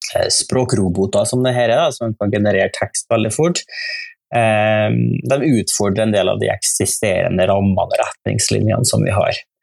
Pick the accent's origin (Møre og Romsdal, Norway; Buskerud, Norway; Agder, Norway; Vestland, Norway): Møre og Romsdal, Norway; Nordmøre; now in Trøndelag, Norway; Jeg er fra, fra Nordmøre, jeg, da. jeg bor i Trøndelag